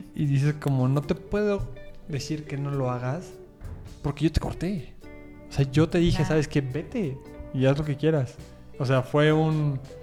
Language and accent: Spanish; Puebla, Mexico; yo soy de Puebla